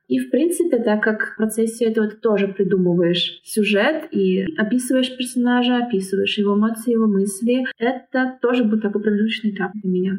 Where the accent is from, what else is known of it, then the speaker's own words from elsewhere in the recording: Nizhny Novgorod, Nizhny Novgorod Oblast, Russia; moved away as an adult; now in Warsaw, Poland; я изначально из Нижнего Новгорода, но последние полгода проживаю в Варшаве